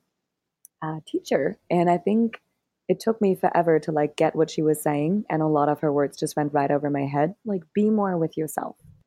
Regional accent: Germany; moved away as an adult; also born or lived in Berlin, Germany / Cambodia / Thailand; I'm from Germany originally, and I moved to Berlin

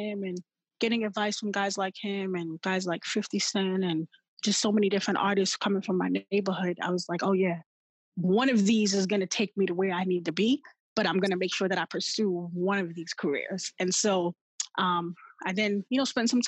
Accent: New York City, New York, United States; growing up in New York City from Queens

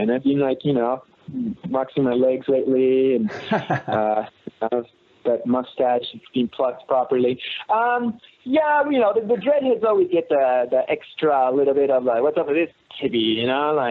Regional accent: Canada; I'm from Canada, where you know we judge each other.

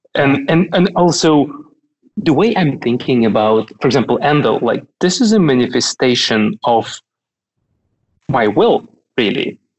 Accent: Kaliningrad, Kaliningrad Oblast, Russia; moved away as an adult; now in Berlin, Germany; Kaliningrad is only 600 kilometers from Berlin. You could drive from my hometown to Berlin.

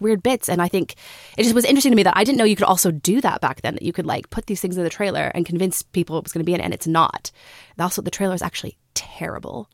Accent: Texas, United States; moved away; also born or lived in Australia; we're from Texas

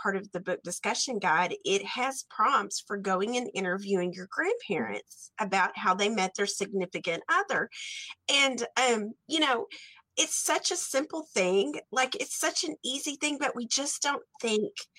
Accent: Stamford, Texas, United States; growing up in Texas

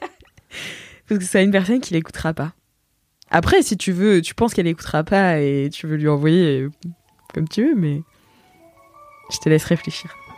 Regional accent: Nantes, Pays de la Loire, France; now in Paris, France; je viens de Nantes, tu vois, et je suis arrivée à Paris

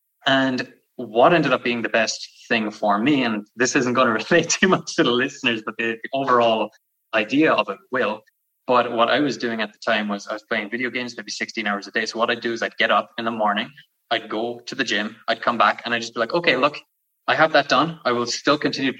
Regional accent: Ireland; now in Canada; You could probably hear it in the accent, but I'm from Ireland. I'm living out in Canada.

